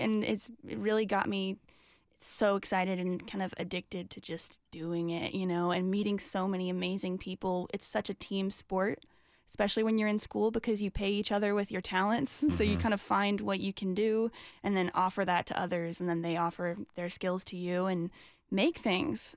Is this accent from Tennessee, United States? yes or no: yes; Franklin, Tennessee, United States; I grew up in Franklin, so I'm from Nashville